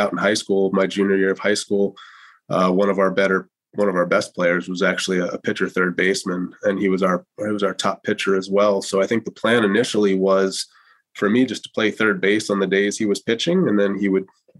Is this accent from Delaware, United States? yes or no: yes; Wilmington, Delaware, United States; I grew up in Wilmington, Delaware, not too far away from here